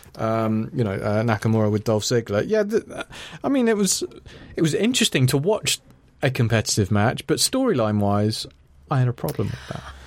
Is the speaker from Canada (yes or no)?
no; Ireland; I'm Irish